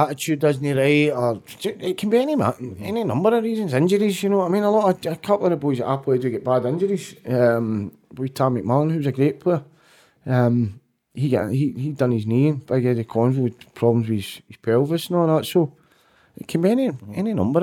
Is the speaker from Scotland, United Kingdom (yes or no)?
yes; Glasgow, Scotland, United Kingdom; growing up in Cashmore, it was, you had to be a wee bit lively as well and a wee bit streetwise